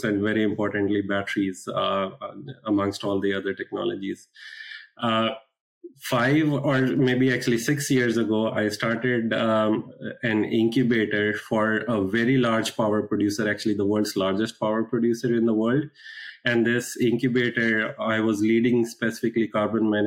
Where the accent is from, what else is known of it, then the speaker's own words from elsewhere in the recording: India; moved away as an adult; now in United States; I was born and brought up in India.